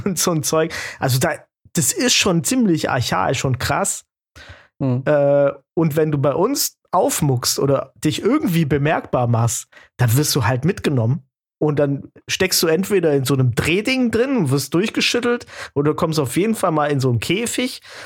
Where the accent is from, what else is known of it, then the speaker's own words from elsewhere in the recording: Baden-Württemberg, Germany; ich bin Schwabe